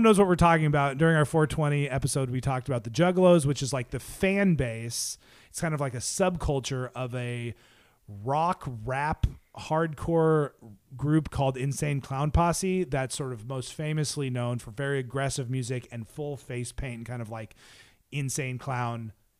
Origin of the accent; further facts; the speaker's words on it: Maine, United States; I'm from Maine. Nothing happens here.